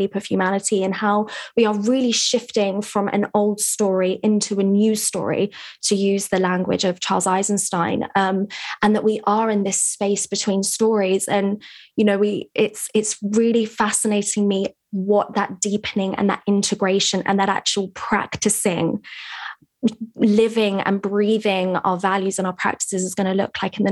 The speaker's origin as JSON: {"language": "English", "region": "England", "country": "United Kingdom", "said": "I'm here in England, which is where I'm from, as you can hear by my accent."}